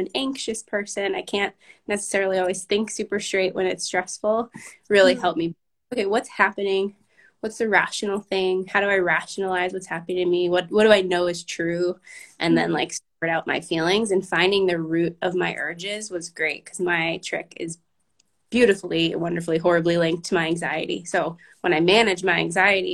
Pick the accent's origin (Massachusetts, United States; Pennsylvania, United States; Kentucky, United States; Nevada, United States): Massachusetts, United States; Boston; I grew up in Boston